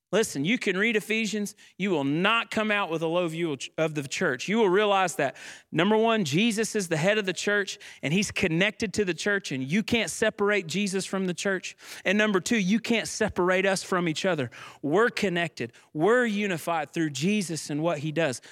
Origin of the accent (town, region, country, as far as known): United States